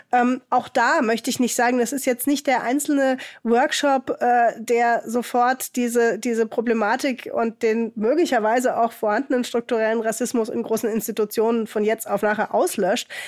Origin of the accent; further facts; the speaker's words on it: Hamburg, Germany; auch in Hamburg, was halt sehr stark migrantisch geprägt ist. Hier in meiner Heimatstadt hat jedes zweite Kind einen Migrationshintergrund.